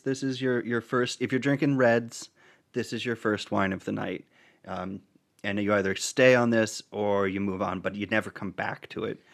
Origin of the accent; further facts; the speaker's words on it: Vermont, United States; where I grew up in Vermont